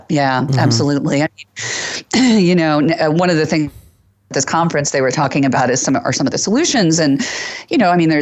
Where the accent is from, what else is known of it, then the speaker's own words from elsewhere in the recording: Texas, United States; moved away as an adult; now in Ohio, United States; I'm from Texas originally